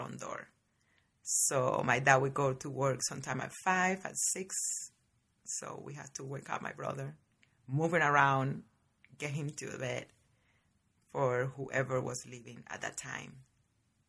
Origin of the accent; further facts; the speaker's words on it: Varadero, Matanzas, Cuba; now in United States; born and raised in Cuba, in a little tiny town called Varadero